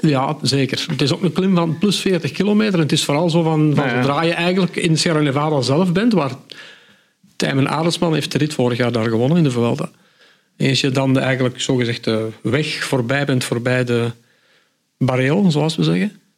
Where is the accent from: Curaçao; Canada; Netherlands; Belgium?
Belgium; the Kempen, Flanders; Bij ons in de Kempen